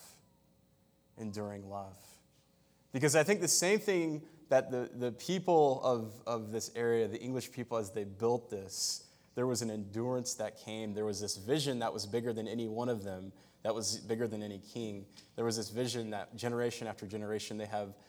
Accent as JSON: {"language": "English", "country": "United States", "said": "I'm an American."}